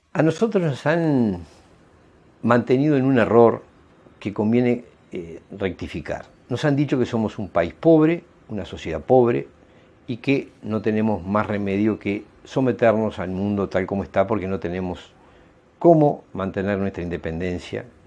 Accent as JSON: {"language": "Spanish", "country": "Uruguay", "said": "Actuamos como ciudadanos uruguayos"}